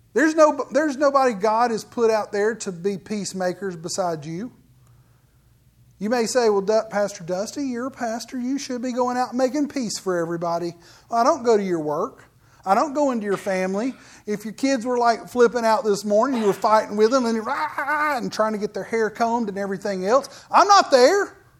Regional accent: United States; You know, I'm an American

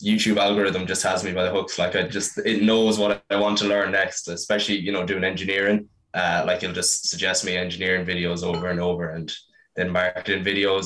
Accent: Ireland; being European and being Irish

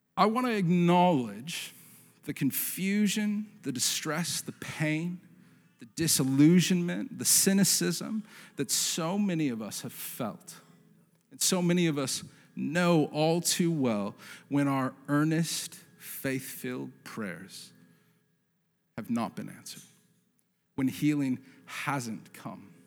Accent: Portland, Oregon, United States; I grew up in the Portland area.

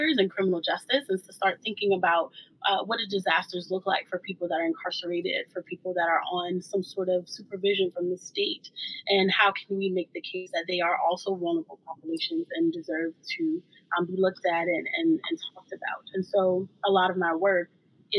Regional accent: New York City, New York, United States; I'm from New York City, born and raised in Brooklyn, New York

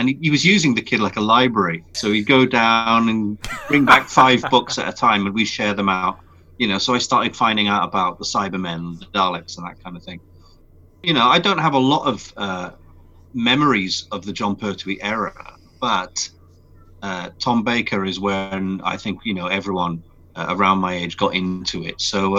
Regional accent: London, United Kingdom; because my family are Welsh, even though we were living in London

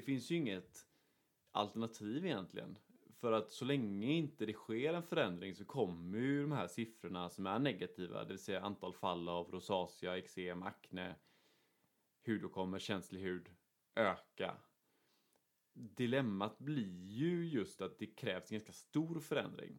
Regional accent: Sweden; vi är två svenskar

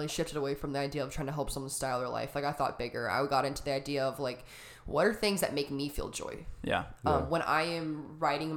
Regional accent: Tucson, Arizona, United States; I'm from Tucson, Arizona. So about a couple hours south of here, born and raised

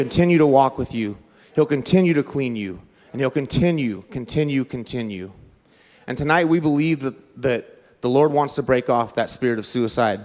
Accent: Southern California, United States; I'm from Southern California.

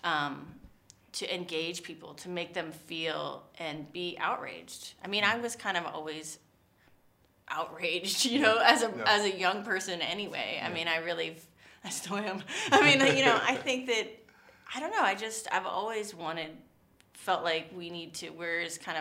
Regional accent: Miami, Florida, United States; now in New York, United States; I'm from Miami originally

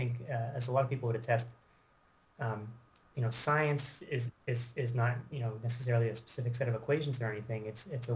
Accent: Canada; also born or lived in Britain; I am from Canada

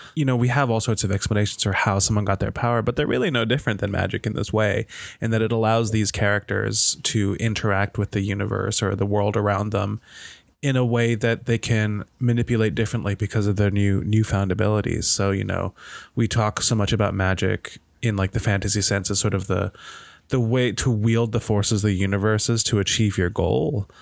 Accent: Malaysia; moved away; I grew up in Malaysia

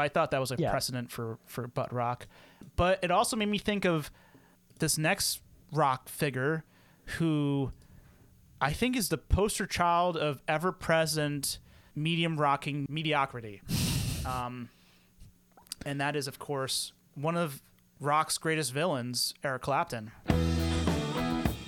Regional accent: Jackson, New Jersey, United States; I'm from Jackson, New Jersey.

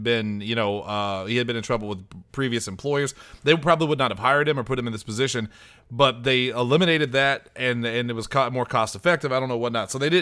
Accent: United States; as an American

